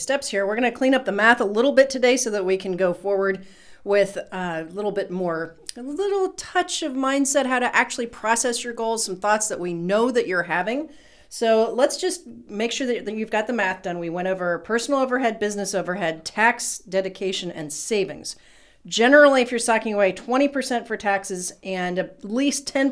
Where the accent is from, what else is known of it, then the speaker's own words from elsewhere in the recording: Ohio, United States; moved away; we're from Ohio